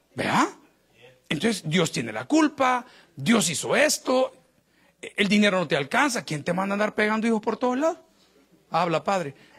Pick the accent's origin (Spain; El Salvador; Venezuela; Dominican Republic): El Salvador; now in United States; yo que soy latino y salvadoreño